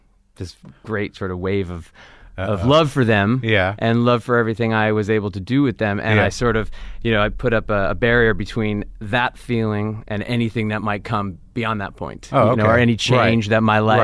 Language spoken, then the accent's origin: English; California, United States; My sister and I are the only Californians.